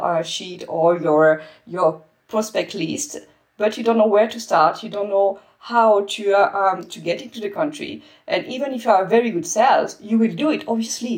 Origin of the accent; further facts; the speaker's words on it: France; moved away as an adult; also born or lived in Spain / Netherlands; I'm French